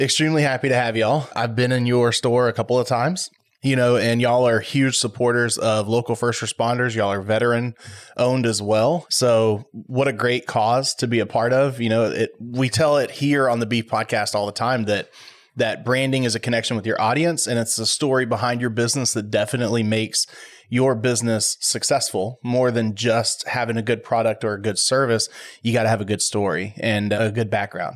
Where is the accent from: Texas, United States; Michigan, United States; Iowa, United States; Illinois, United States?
Texas, United States; Waller; I grew up in Waller, and we had a skydiving place there in Waller.